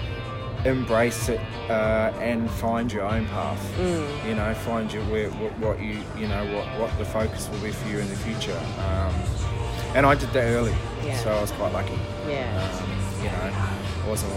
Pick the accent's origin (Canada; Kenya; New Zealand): New Zealand; I'm a Kiwi